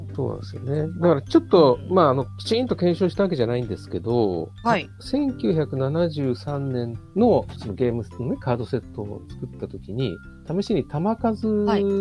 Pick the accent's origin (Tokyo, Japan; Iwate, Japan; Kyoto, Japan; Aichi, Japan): Tokyo, Japan; Tokyo side of the Seibu Line, Japan; also born or lived in Tokorozawa, Saitama; その時は僕、東京の方にいたんですけど、 まあ、その西武線乗ってたらもう、もう西武線で生まれ育ってます